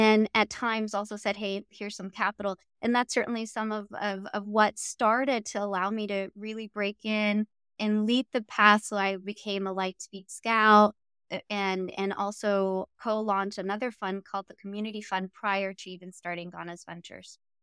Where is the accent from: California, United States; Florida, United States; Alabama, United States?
California, United States; Los Angeles; I grew up in South Central Los Angeles